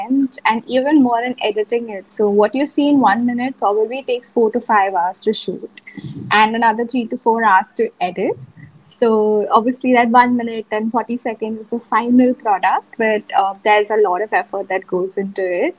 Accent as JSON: {"language": "English", "country": "India", "said": "I was from India"}